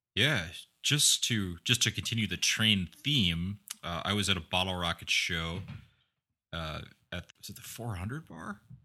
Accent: Midwest, United States; growing up in the Midwest

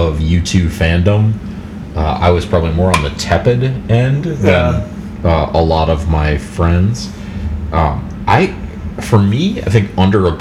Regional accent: United States; growing up in America

